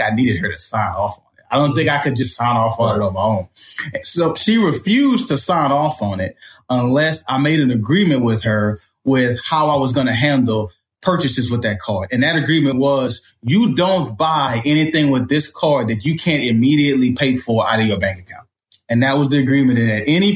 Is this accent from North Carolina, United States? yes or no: no; Port Arthur, Texas, United States; I grew up in Port Arthur, Texas